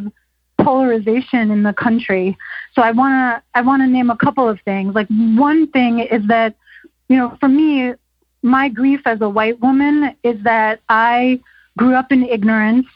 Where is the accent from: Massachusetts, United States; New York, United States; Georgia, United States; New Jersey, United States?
New York, United States; Westchester County; I grew up in Westchester County, north of New York City